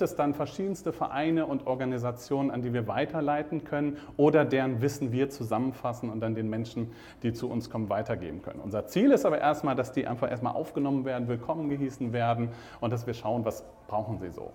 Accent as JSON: {"language": "German", "region": "Rhineland", "country": "Germany", "also_born_or_lived": "Hannover", "moved": "as an adult", "lives_now": "Rostock, Germany", "said": "Ich komme ja, ursprünglich aus dem Rheinland."}